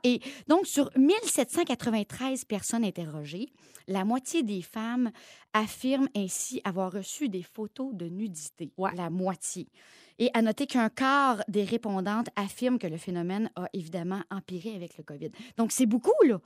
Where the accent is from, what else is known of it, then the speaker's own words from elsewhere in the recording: Drummondville, Quebec, Canada; accent: Drummondville; mon bon québécois et mon accent de Drummondville